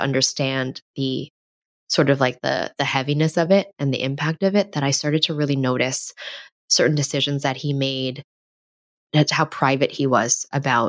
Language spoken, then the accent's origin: English; New York City, New York, United States; born or raised there